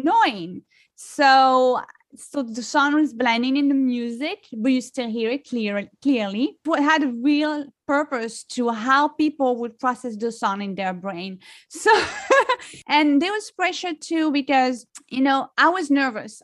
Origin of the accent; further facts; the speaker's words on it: France; accent: French; English is a second language; moved away as an adult; now in United States; I am originally from France. I've been li-, living in the U S for over fifteen years. So, you know, I'm American, but, you know, I grew up in France, so I can't lose my French accent